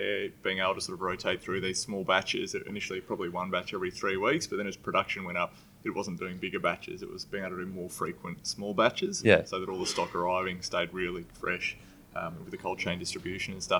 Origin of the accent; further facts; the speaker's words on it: Melbourne, Victoria, Australia; moved away as an adult; also born or lived in Byron Bay, Australia; I was originally from Melbourne